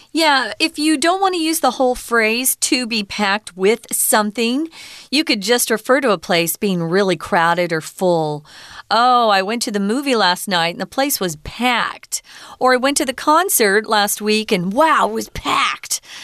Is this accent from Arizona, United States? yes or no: yes; Arizona, United States; now in Taiwan; I'm from Arizona.